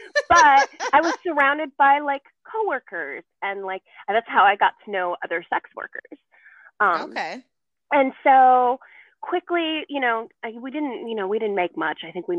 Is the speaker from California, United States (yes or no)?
yes; California, United States; So we moved to the U.S. And I grew up in the Bay Area.